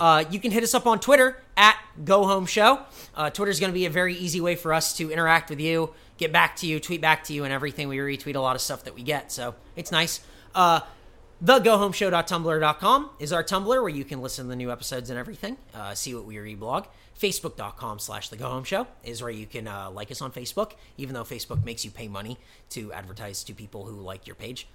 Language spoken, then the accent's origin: English; United States; I, I'm American